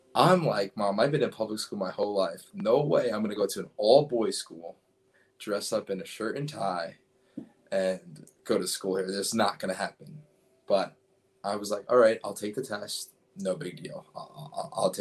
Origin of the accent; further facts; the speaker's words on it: New York City, New York, United States; I grew up in Brooklyn, New York, and I went to school